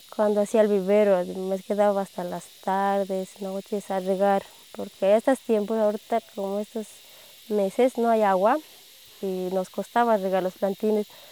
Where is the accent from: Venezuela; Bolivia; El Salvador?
Bolivia; El Alto, La Paz; also born or lived in Los Yungas, Bolivia; soy de La Paz, Bolivia, del Alto.